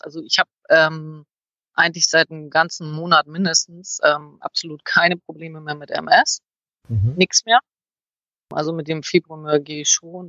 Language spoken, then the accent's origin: German; Northern Germany, Germany; moved away; bei uns in Norddeutschland